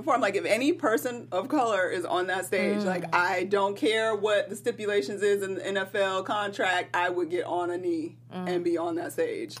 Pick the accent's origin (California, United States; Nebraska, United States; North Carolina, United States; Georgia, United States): Georgia, United States; Atlanta; it's in my hometown, Atlanta, Georgia.